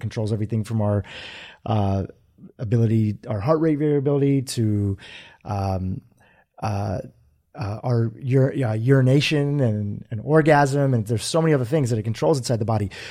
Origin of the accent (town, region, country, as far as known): United States; born or raised there; also born or lived in Kenya